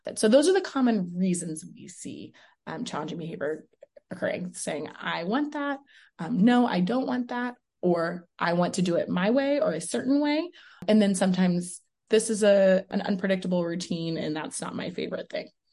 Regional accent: Houston, Texas, United States; moved away as an adult; now in Las Vegas, United States; I'm originally from Houston, Texas

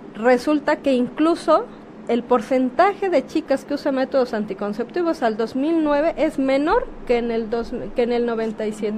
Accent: Guerrero, Mexico; moved away as an adult; also born or lived in Mexico City; nacida en Guerrero

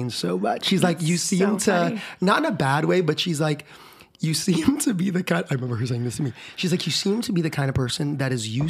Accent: Philippines; now in Austin, United States; Elementary school, I grew up in the Philippines

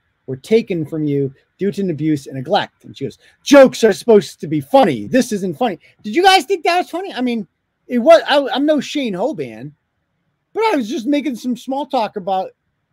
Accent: United Kingdom; I'm British

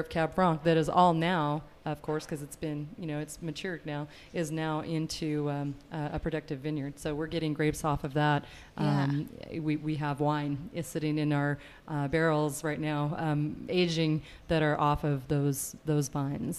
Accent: north central Washington, United States; moved away as an adult; also born or lived in Walla Walla, Washington; now in Eagle, Idaho, United States; both of us grew up on cattle ranches in north central Washington

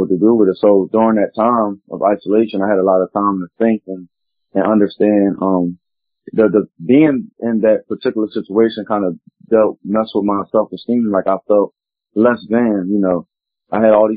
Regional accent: Philadelphia, Pennsylvania, United States; Specifically I'm from Philly

